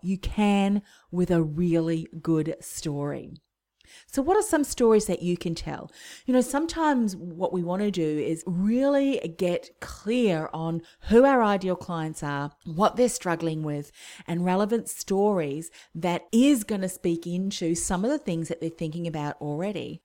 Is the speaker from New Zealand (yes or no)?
yes; New Zealand; moved away; I'm originally from New Zealand